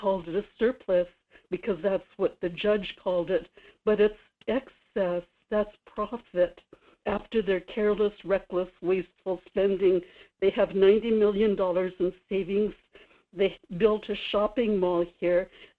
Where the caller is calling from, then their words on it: Kodiak, Alaska, United States; Good morning. … in Kodiak.